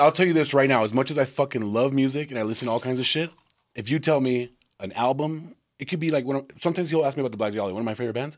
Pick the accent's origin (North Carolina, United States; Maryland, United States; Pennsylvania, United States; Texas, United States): Texas, United States; we're from Texas